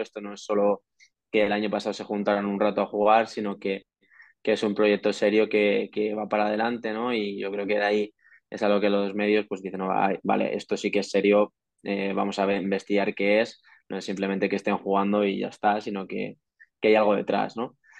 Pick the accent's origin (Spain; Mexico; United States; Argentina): Spain; Madrid, Community of Madrid; el 99% de los jugadores somos madrileños y hemos jugado en categorías inferiores en la selección de Madrid